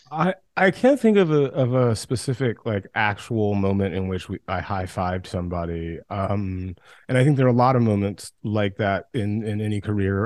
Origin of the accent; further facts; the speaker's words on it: West Central Georgia, United States; also born or lived in New York; now in Los Angeles, United States; I grew up in West Central Georgia